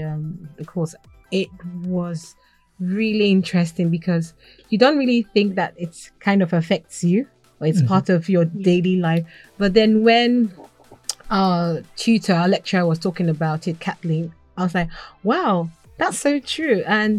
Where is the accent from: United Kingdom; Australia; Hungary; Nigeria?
Nigeria; South West; also born or lived in Ghana; I grew up more in Nigeria than I grew up in Ghana.